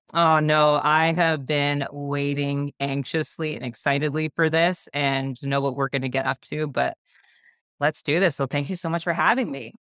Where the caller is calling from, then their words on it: Burlington, Ontario, Canada; I am calling in from just outside of Toronto, so Burlington, Ontario, Canada